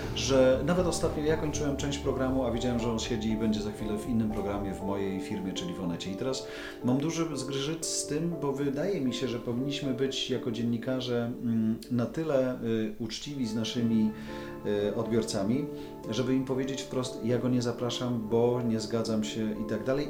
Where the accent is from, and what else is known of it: Poland